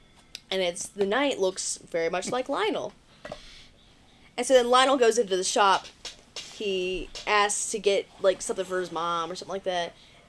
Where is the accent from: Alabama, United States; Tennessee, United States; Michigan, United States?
Tennessee, United States; near Erwin, East; this is right next to my hometown.